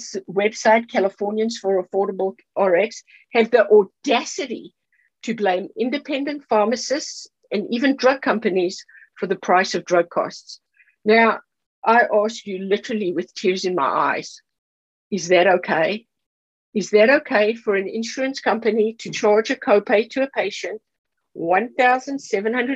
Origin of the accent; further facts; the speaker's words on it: South Africa; moved away; I'm from South Africa